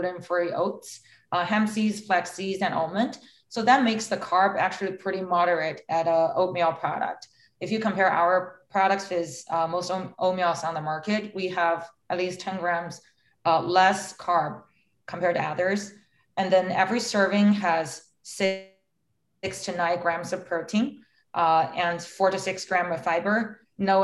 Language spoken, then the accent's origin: English; China; moved away; I was growing up in China